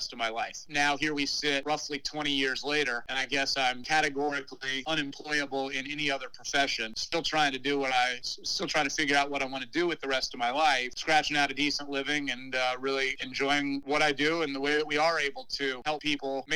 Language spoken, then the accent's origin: English; Midwest, United States; moved away as an adult; now in Washington, D.C. area, United States; the little town I grew up in the Midwest